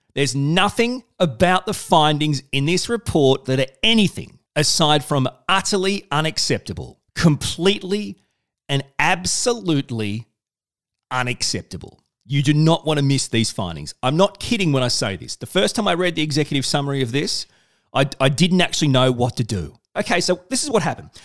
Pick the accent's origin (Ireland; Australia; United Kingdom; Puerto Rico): Australia; I'm Australian.